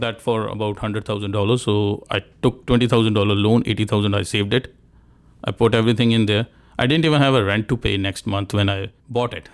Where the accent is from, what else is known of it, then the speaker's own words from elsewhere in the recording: India; moved away; I'm from India